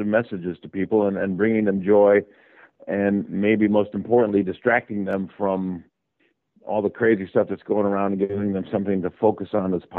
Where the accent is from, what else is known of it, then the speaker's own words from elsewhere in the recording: Chicago, Illinois, United States; I grew up in the South Side of Chicago